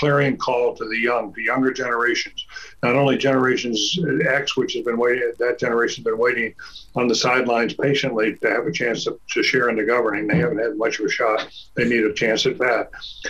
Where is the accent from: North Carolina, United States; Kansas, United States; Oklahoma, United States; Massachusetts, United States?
North Carolina, United States; Durham; I grew up in Durham